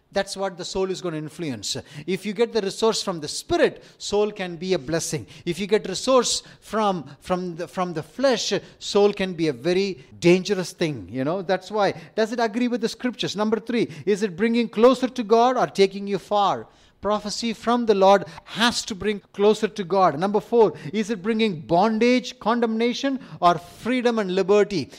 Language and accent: English; India; accent: Indian; my Indian accent